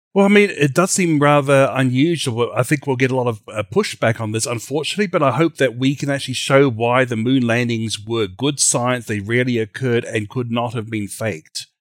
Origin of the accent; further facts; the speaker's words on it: Australia; now in United States; from Creation Ministries U S A, originally from Australia